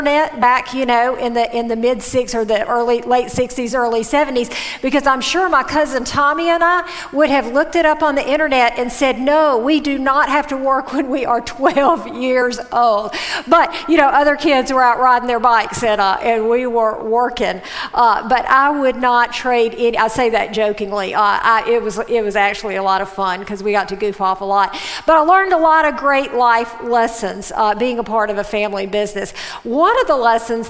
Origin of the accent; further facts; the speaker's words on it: Mississippi, United States; I grew up in Mississippi